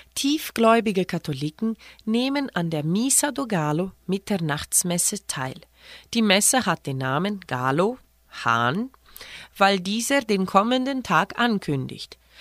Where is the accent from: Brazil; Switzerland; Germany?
Brazil; auch bei uns in Brasilien